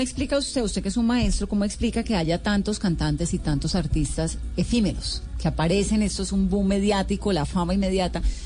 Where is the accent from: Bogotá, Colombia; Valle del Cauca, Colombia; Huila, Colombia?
Valle del Cauca, Colombia; yo crecí en el Valle del Cauca